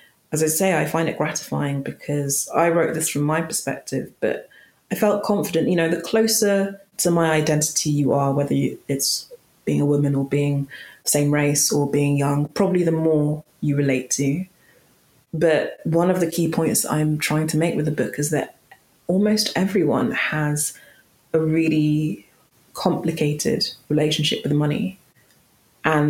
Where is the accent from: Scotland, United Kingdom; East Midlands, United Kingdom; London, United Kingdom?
London, United Kingdom; accent: London, quite posh; a bog standard, quite, you know, London, quite posh accent